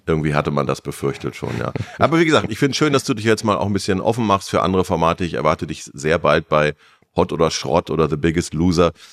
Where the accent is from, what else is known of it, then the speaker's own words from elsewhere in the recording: Germany; wir sind Deutsche